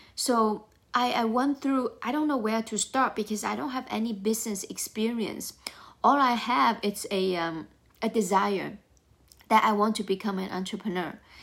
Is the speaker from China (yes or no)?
yes; China; moved away as an adult; now in United States; I grew up in China.